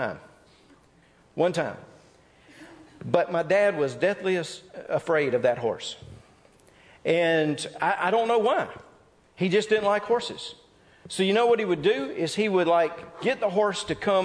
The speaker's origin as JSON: {"language": "English", "region": "North Mississippi", "country": "United States", "tie": "born or raised there", "said": "I grew up in North Mississippi"}